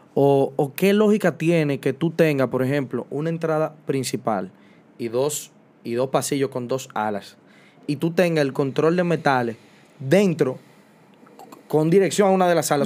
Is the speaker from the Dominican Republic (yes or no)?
yes; Dominican Republic; como sociedad dominicana